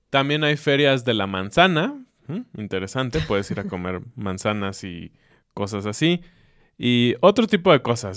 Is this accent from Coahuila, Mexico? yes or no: no; Mexico City, Mexico; now in Querétaro, Mexico; Aunque digamos que somos chilangos, la verdad es que estamos muy contentos de vivir en Querétaro.